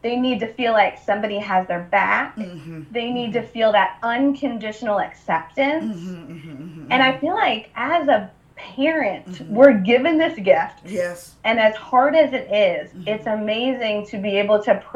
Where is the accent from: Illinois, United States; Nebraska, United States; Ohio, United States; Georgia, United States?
Ohio, United States; I grew up in Ohio